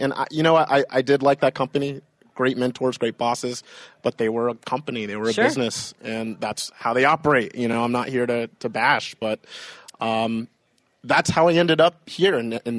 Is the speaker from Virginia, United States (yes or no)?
yes; Virginia, United States; also born or lived in Maryland / Japan / Rhode Island; So originally, I mean, I grew up more or less in Virginia, but also Maryland. I stayed in Japan for a little bit. I grew up in New England and Rhode Island for a few years. I was a Navy brat